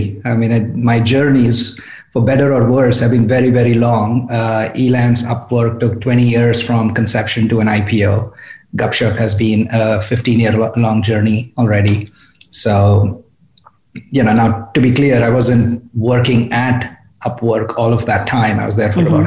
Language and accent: English; India; moved away as an adult; also born or lived in New York, United States; now in California, United States; I grew up in India at IIT Bombay